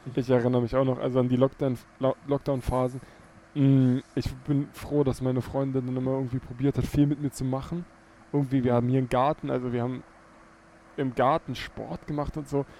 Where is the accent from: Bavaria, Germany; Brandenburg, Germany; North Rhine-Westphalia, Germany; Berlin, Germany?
Brandenburg, Germany; Teltow; Telto, ähm, meine Heimatstadt